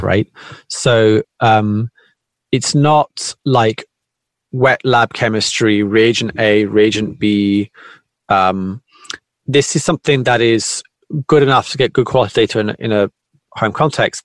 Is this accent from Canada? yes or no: no; United Kingdom; moved away as an adult; now in Tokyo, Japan; I'm originally from Britain. I live in Japan.